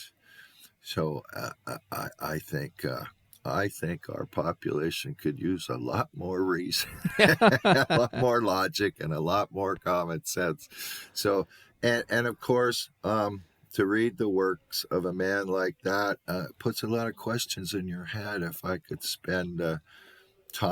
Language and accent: English; Canada; I'm not American. I'm a Canadian